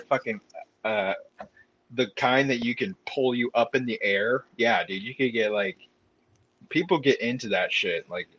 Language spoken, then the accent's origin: English; Southern California, United States; I grew up in Southern California, and Mexican food is like an everyday thing for me.